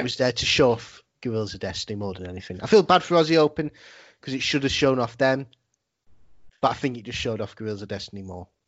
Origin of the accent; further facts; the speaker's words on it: England, United Kingdom; as like English people